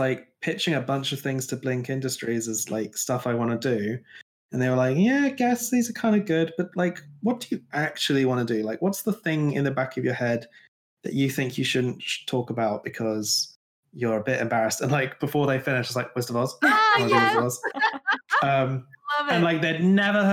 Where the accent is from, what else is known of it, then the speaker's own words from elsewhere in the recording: Glastonbury, South West England, United Kingdom; I grew up in Glastonbury